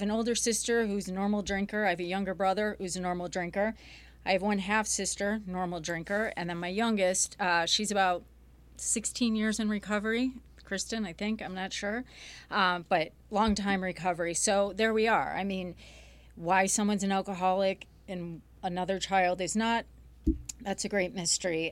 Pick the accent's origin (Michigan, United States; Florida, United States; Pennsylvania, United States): Michigan, United States; Grosse Pointe; I grew up here in Michigan, Grosse Pointe